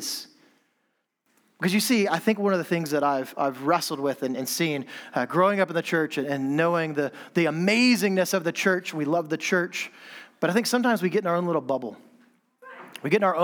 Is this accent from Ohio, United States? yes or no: no; Texas, United States; moved away as an adult; also born or lived in Manchester, England; now in London, United Kingdom; I'm from Texas.